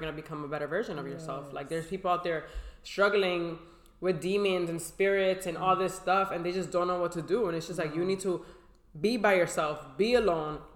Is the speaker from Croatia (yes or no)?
no; Boston, Massachusetts, United States; I come from Boston, Massachusetts